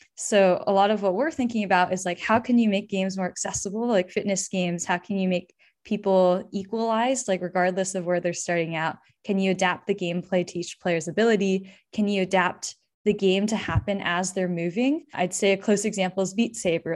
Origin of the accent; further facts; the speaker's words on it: Bay Area, California, United States; I grew up in the Bay Area